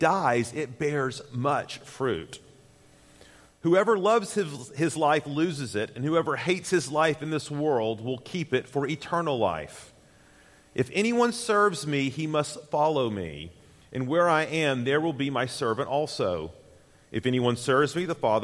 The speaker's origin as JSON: {"language": "English", "region": "Tennessee", "country": "United States", "also_born_or_lived": "Jackson, Mississippi", "moved": "as an adult", "said": "Susan and I hail from Tennessee"}